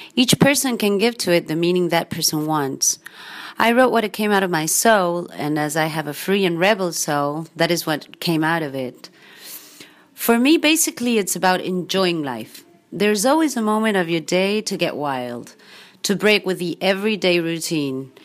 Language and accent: English; Argentina; I'm from Argentina